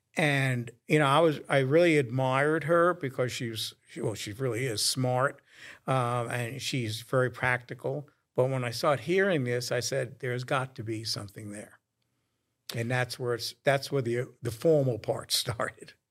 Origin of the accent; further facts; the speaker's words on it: New York, United States; moved away; as I was growing up in New York